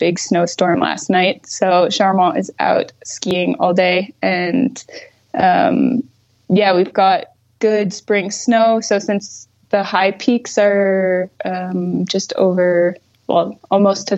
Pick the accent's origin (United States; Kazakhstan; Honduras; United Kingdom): United States; Augusta, Maine; also born or lived in Maritime Alps, France; now in France; I grew up in central Maine, just near Augusta, which is the capital of Maine.